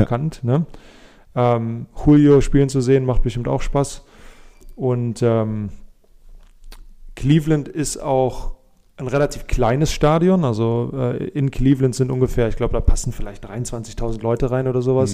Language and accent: German; Germany; uns als Deutsche